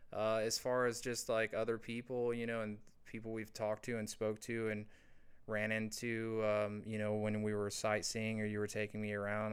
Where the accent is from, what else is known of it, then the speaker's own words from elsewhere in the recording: Indiana, United States; moved away; growing up where I grew up in a small in the small town that I grew up in Indiana